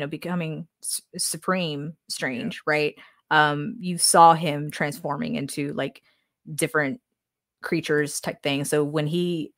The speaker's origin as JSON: {"language": "English", "region": "the South", "country": "United States", "said": "we're from the South, so we may say it differently from people from other parts of the United States"}